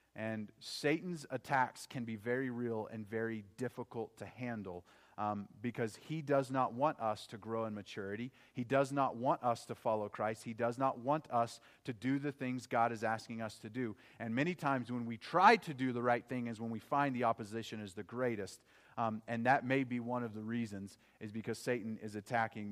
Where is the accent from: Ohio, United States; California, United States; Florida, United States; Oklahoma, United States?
Oklahoma, United States; growing up in Oklahoma